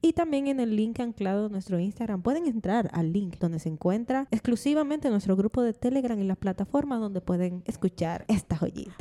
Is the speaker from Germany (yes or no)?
no; Dominican Republic; como mujer dominicana, que así somos todita las dominicanas